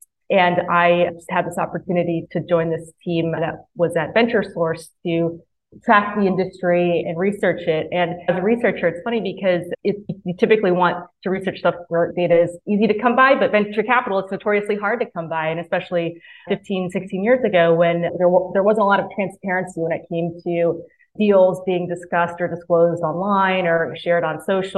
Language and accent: English; Mississippi, United States; moved away as an adult; You can't tell by my accent, but I actually grew up in Mississippi. And so I spent the first 18 years of my life there and loved it.